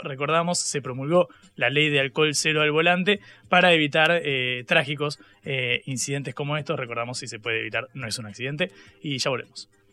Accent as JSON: {"language": "Spanish", "region": "Buenos Aires", "country": "Argentina", "said": "somos egresados del Colegio Ecos, acá en Villa Crespo, en, la ciudad de, ah, Buenos Aires"}